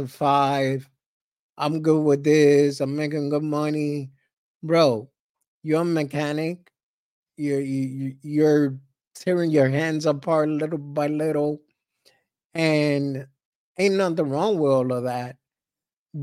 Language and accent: English; New York City, New York, United States; we grew up in Harlem.